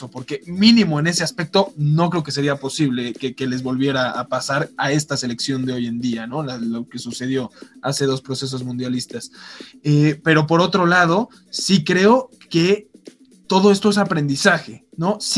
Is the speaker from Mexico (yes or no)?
yes; Mexico